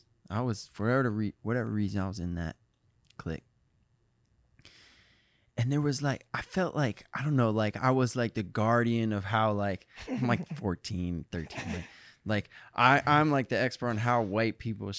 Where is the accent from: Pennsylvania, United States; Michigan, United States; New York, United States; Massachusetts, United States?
Michigan, United States; Midwest. I'm from Michigan. I love Ohio.